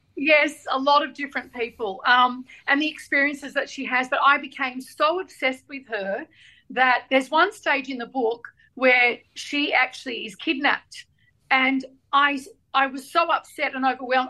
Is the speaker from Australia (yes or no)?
yes; Australia; we're Australian Lebanese